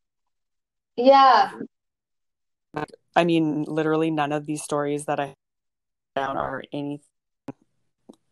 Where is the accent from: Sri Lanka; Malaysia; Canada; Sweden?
Canada; Kindersley, Saskatchewan; Kindersley, which is my hometown